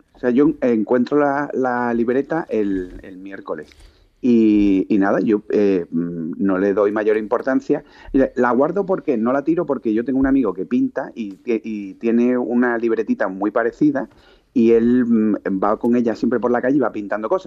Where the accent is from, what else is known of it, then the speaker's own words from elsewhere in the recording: Málaga, Andalusia, Spain; also born or lived in Seville; yo soy de Málaga y estaba trabajando en Sevilla